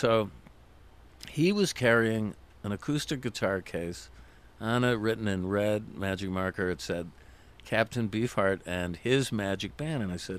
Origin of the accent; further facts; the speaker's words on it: Syracuse, New York, United States; I'm from Syracuse originally, upstate New York.